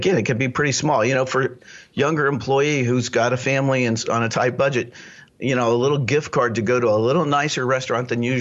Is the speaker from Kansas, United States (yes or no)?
yes; Lawrence, Kansas, United States; I grew up in Lawrence, Kansas, where the University of Kansas is.